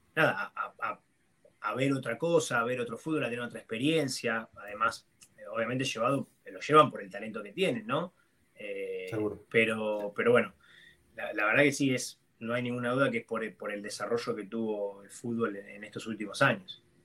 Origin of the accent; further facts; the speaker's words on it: Lanús, Buenos Aires Province, Argentina; moved away as an adult; also born or lived in Portland; yo soy de la Lanús